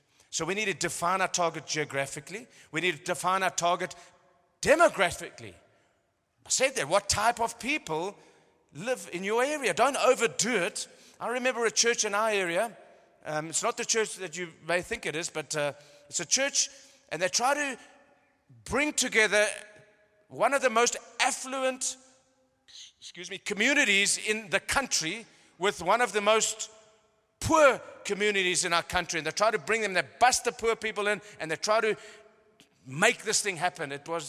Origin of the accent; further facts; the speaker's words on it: Cape Town, Western Cape, South Africa; born there; I've just come from Cape Town. It's like, I was born in Cape Town.